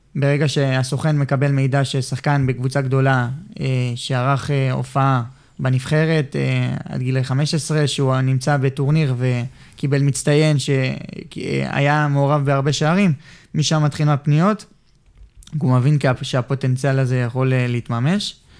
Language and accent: Hebrew; Ramat Gan, Tel Aviv District, Israel; הבית ספר שלי ברמת גן